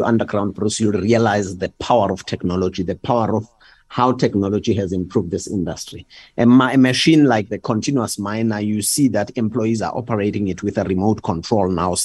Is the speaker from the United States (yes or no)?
no; Ekurhuleni, Gauteng, South Africa; I grew up in Kwatema